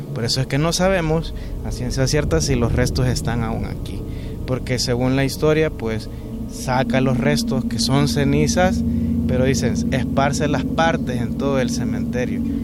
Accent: El Salvador

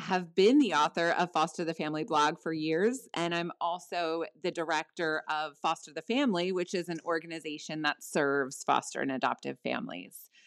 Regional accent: New Jersey, United States; I'm in South Jersey right now. My husband and I met here, we met in middle school.

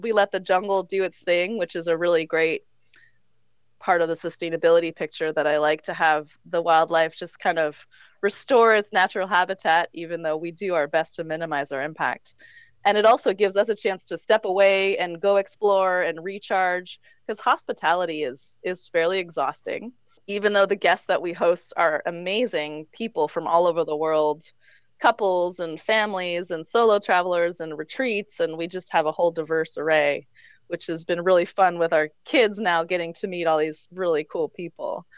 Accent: Vermont, United States; moved away as an adult; also born or lived in Quebec / Colorado; now in Mexico; I actually grew up right on the border of Vermont and Quebec

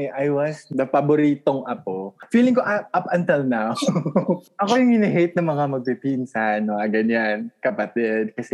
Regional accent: Manila, Metro Manila, Philippines; I'm from Manila.

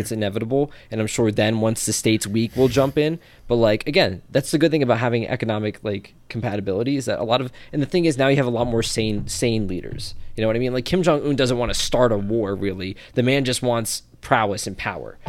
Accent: New Jersey, United States; I'm from Jersey and that's just the way we talk

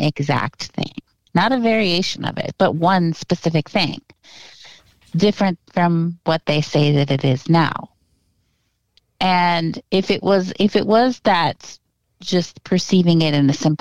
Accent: Thief River Falls, Minnesota, United States; when I was a little girl, I was born in Thief River Falls, Minnesota, and had family there

